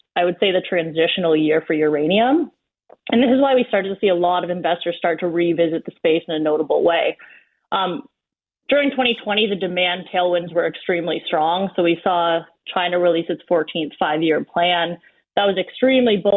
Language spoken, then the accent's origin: English; Collingwood, Ontario, Canada; also born or lived in Chelmsford, Ontario (family); I'm from Collingwood originally, but my family is from a small town outside of Sudbury called Chelmsford